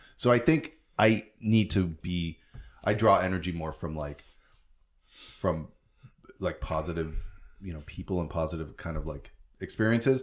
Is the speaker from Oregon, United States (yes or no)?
yes; Beaverton, Oregon, United States; also born or lived in San Francisco; I grew up in Beaverton, uh-huh. which is in the valley of Portland.